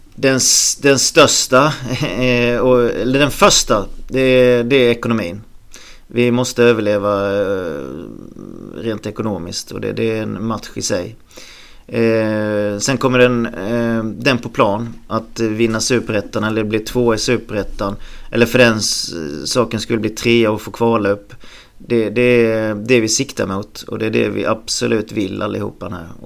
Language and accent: Swedish; Halmstad, Halland County, Sweden; jag föddes en bit utanför Halmstad eh, på en gård där och sen när, när morsan och farsan skildes så flyttade jag egentligen med morsan in till stan först och sen köpte, köpte vi ett hus i Snöstorp